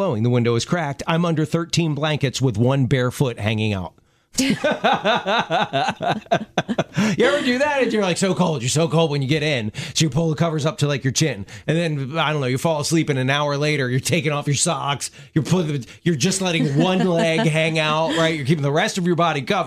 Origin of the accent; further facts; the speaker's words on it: Baltimore, Maryland, United States; moved away; I'm from Baltimore originally